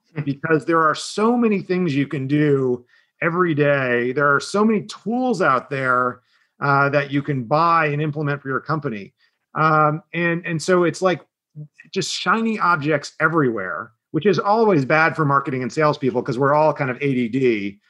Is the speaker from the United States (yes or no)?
yes; Southern New Jersey, United States; I'm from a, a, part of Philadelphia. Some people refer to it as Southern New Jersey. Um, so really a Jersey kid. Um, exit four on um, on the turnpike